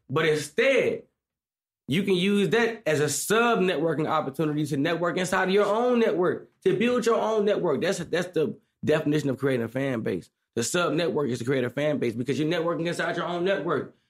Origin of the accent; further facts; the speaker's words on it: St. Louis, Missouri, United States; I'm from Saint Louis, Missouri.